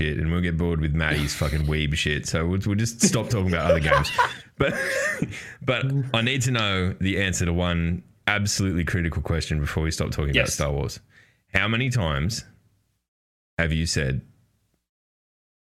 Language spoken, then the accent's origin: English; Australia; we're Australian